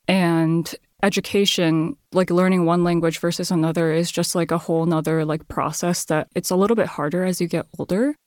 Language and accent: English; Chicago suburbs, Illinois, United States; English is a second language; also born or lived in Japan; growing up in the Chicago suburbs. So I grew up in a very, probably ninety percent white